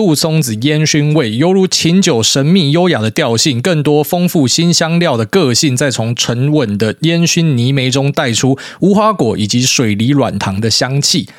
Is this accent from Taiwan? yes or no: yes; Taiwan; moved away as an adult; 可是当时我从台湾出来的时候，我觉得他妈欧洲人疯了。